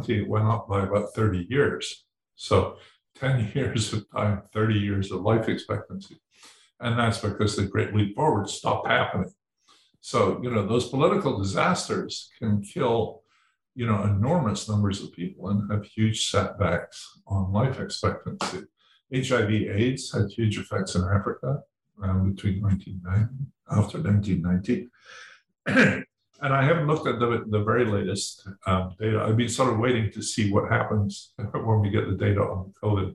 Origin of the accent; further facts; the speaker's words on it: Edinburgh, Scotland, United Kingdom; when I was born in Edinburgh